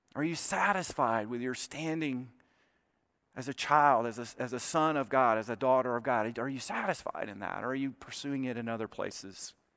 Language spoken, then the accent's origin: English; South Alabama, United States; Troy State University, which is in, in South Alabama, not far from my hometown